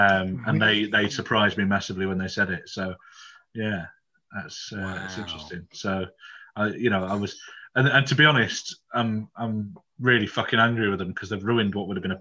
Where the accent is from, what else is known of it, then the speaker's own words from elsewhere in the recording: Yorkshire and the Humber, United Kingdom; I'm from Yorkshire